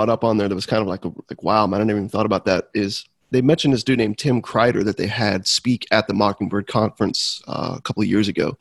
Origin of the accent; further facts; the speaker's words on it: Florida, United States; I grew up in Florida